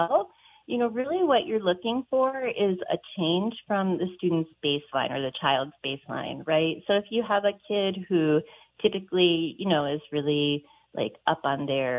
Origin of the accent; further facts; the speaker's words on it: Midwest, United States; now in Montana, United States; I grew up in the Midwest in the 80s